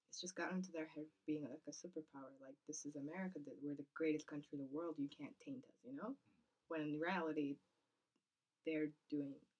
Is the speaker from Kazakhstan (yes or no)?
yes; Kazakhstan; born or raised there; moved away